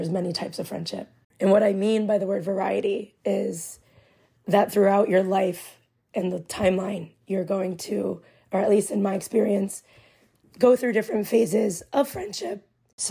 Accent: Milford, Connecticut, United States; I'm from Milford, Connecticut, which is located on the shoreline by the beach

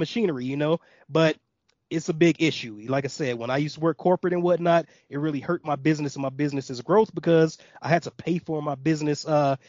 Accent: Gary, Indiana, United States; also born or lived in Atlanta, Georgia; now in Colorado, United States; I'm from Gary, Indiana

